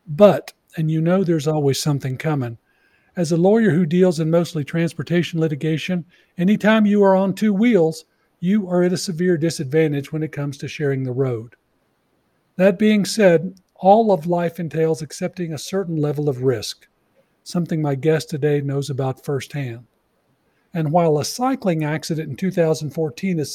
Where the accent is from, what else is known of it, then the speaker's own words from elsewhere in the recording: Texas, United States; my home state is massive